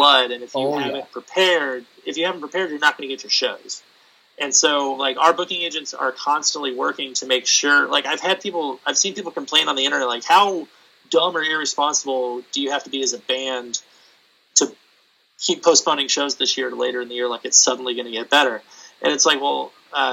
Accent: San Diego, California, United States; I grew up in San Diego. I grew up near San Diego

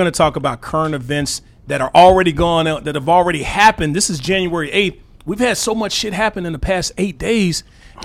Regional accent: Arkansas, United States; I'm from Arkansas

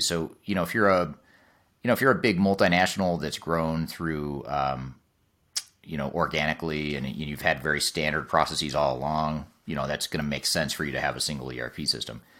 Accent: United States; as an American

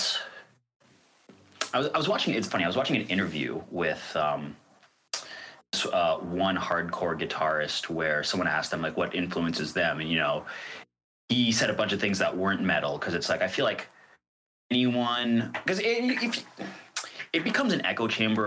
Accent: Toronto, Ontario, Canada; I grew up in the Toronto rave scene

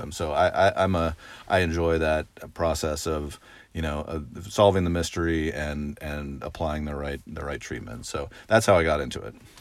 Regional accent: Oregon, United States; moved away as an adult; I grew up in Oregon, uh, and, um, went away to college on the East Coast

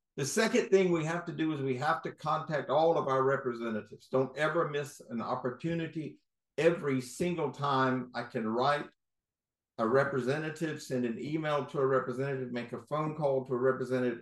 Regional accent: North Carolina, United States; now in Florida, United States; I'm from North Carolina, seven generation

